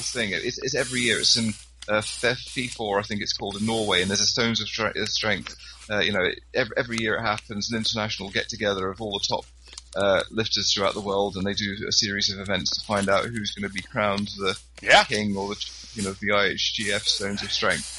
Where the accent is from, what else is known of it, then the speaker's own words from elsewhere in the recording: Scotland, United Kingdom; I'm quite involved with the Highland Games locally here